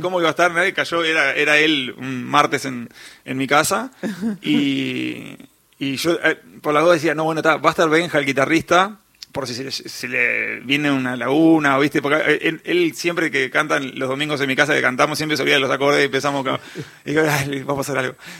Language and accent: Spanish; Montevideo, Uruguay; accent: uruguayo; moved away as an adult; also born or lived in New York, United States; nací en Montevideo, Uruguay